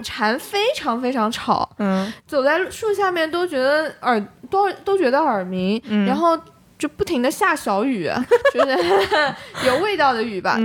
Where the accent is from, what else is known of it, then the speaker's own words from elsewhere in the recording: Jiangnan, China; 因为我是在，算是江南长大嘛